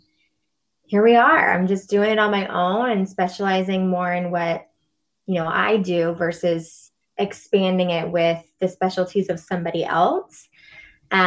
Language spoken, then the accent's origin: English; near Middleton, Massachusetts, United States; also born or lived in Salem, Massachusetts; yoga teacher training I did in Middleton, Massachusetts, so not far from my hometown. I'm in Salem, Mass